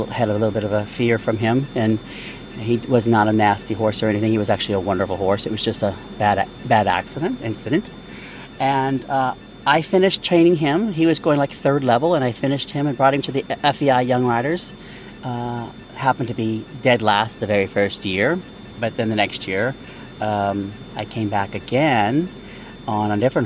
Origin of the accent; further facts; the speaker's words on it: Mandeville, Louisiana, United States; now in Wellington, United States; I was raised in Louisiana, and we moved just outside of New Orleans in Mandeville, Louisiana